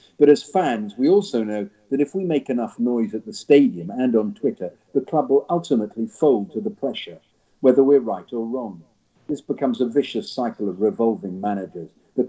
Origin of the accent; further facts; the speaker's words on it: London, United Kingdom; now in Los Angeles, United States; I'm originally from London, but 4 years ago I moved to Los Angeles to launch a tech startup.